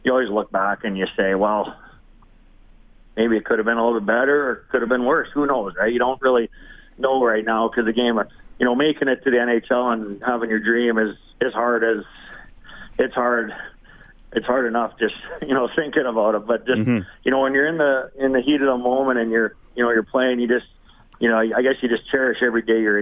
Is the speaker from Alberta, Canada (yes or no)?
yes; Vermilion, Alberta, Canada; also born or lived in Toronto; now in Edmonton, Canada; I grew up in Vermilion